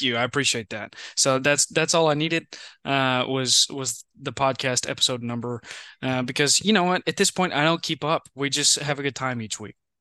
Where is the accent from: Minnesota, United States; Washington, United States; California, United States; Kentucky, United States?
Kentucky, United States; Western; I'm from, w, like, Western Kentucky.